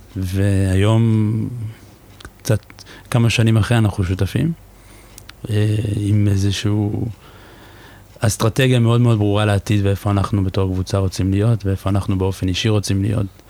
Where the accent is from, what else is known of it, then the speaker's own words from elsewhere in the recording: Givatayim, Tel Aviv District, Israel; moved away as an adult; now in Paris, France; אני גדלתי בגבעתיים